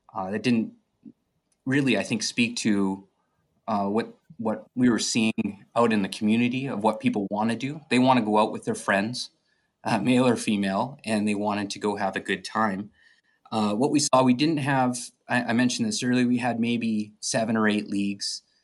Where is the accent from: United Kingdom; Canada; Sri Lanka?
Canada; Edmonton, Alberta; moved away as an adult; also born or lived in Chicago, United States; I'm originally from Edmonton, uh, born and raised